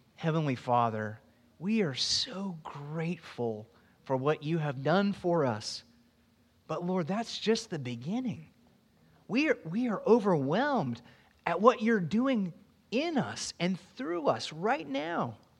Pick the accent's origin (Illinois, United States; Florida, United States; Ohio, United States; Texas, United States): Florida, United States